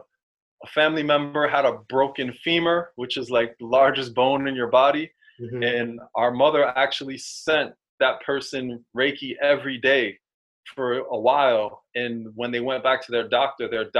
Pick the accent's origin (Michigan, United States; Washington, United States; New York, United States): New York, United States; New York City; Growing up in New York City